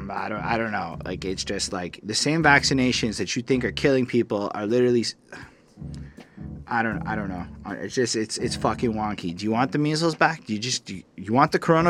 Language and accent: English; Canada; I'm a Canadian liberal. In my 30s, I'm still a Canadian liberal